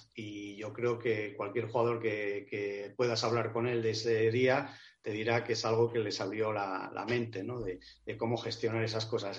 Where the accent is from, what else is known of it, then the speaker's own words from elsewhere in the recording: Avilés, Asturias, Spain; moved away; encima es mi ciudad natal, Avilés